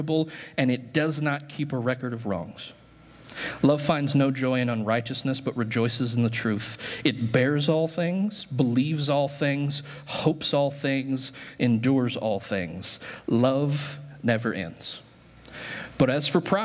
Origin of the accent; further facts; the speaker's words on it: United States; American Christians